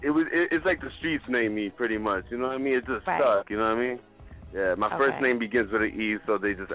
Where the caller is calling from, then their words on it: Union City, New Jersey, United States; I'm calling from North Jersey, Union City, the other side of the water from the city